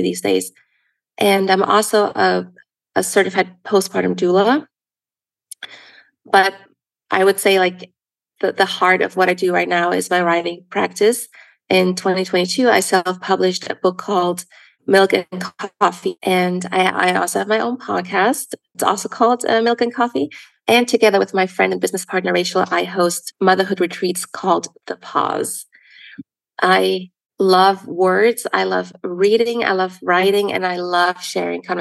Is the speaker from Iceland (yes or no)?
no; Germany; now in United States; growing up in Germany